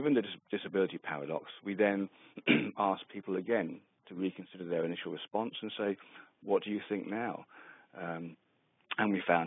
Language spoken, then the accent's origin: English; England, United Kingdom; moved away as an adult; also born or lived in Western Australia; now in Australia; I'm from England initially. Moved out to Australia about 15 years ago